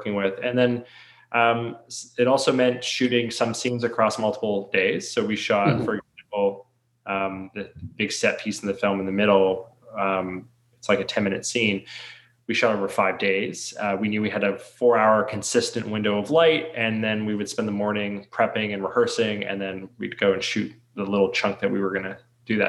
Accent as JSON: {"language": "English", "town": "Toronto", "region": "Ontario", "country": "Canada", "said": "we're from Toronto"}